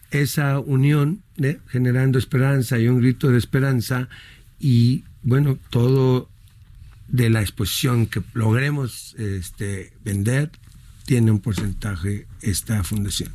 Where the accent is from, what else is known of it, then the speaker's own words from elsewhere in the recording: Mexico; somos los mexicanos